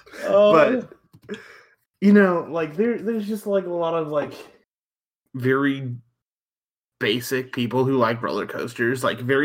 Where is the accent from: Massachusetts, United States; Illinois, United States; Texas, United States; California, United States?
Texas, United States; as a Texan